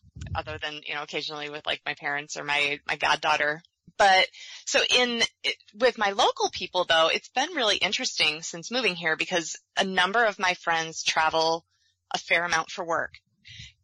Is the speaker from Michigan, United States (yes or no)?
yes; Michigan, United States; moved away as an adult; also born or lived in Gainesville, Florida; now in Sarasota, United States; having grown up and gone to college for a couple of years in Michigan